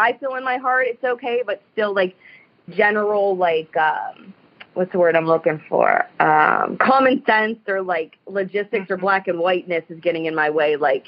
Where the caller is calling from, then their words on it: Youngstown, Ohio, United States; I'm from the Youngstown, Ohio area.